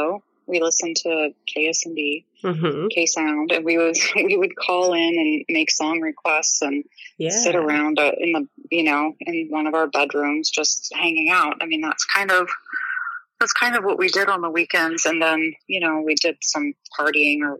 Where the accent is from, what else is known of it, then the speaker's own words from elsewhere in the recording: Eugene, Oregon, United States; I grew up in Eugene